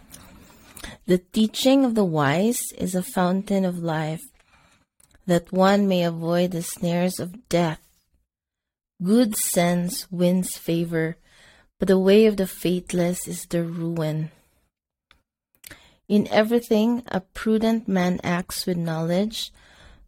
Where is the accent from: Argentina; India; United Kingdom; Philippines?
Philippines; Bisaya, Visayas; first language Cebuano (Bisaya); English is a second language; It's in my Bisaya language